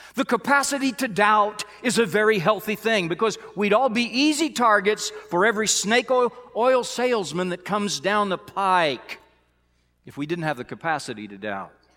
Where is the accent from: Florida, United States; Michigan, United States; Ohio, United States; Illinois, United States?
Illinois, United States; now in Missouri, United States; Growing up in Illinois